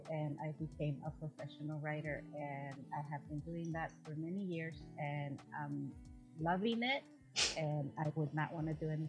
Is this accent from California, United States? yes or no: yes; Los Angeles, California, United States; also born or lived in Mexico; I'm originally from Mexico and I came to the U.S. when I was 9. I grew up in Los Angeles